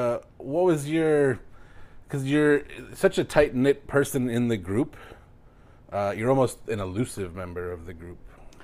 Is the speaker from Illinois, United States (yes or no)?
yes; Oswego, Illinois, United States; I grew up in Fox Chase literally right next door.